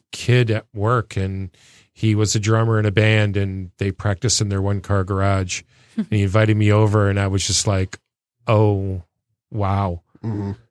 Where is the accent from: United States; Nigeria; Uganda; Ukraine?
United States; Clinton Township, Michigan; moved away as an adult; also born or lived in West Virginia / Sacramento; I was born and raised in Clinton Township, Harrington and Grosbeck. Went to school at De La Salle, downtown Detroit. Left in 1977 to go on a swimming scholarship in West Virginia.